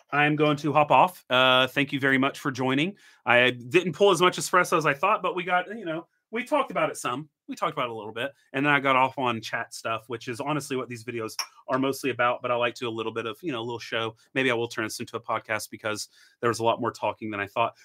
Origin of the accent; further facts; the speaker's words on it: Tennessee, United States; Grew up in Tennessee. I'm a Tennessee boy.